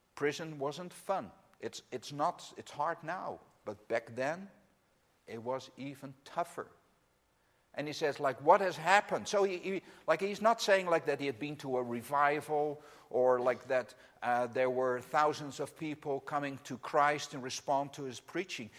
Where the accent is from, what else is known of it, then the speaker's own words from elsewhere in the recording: Netherlands; English is a second language; I'm from the Netherlands, as is Anne Marie. That's where we live